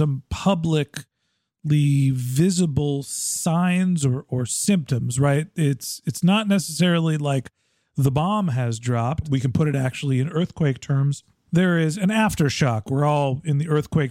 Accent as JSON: {"language": "English", "region": "Northern California", "country": "United States", "tie": "born or raised there", "said": "I grew up in Northern California"}